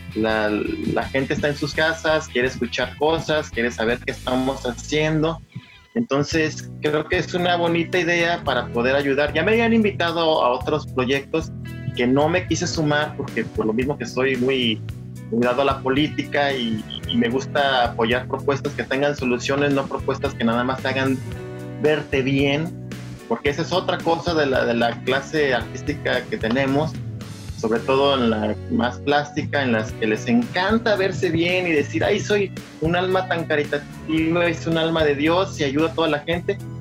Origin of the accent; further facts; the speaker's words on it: Guadalajara, Jalisco, Mexico; moved away as an adult; now in Los Angeles, United States; yo soy originario de Guadalajara y toda mi vida viví ahí hasta el año 2000 que vine a Los Ángeles